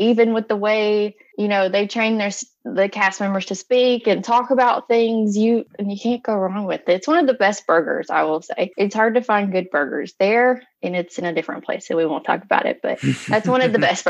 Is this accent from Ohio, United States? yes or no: no; North Carolina, United States; see, I'm from North Carolina, so barbecue is a big thing for me.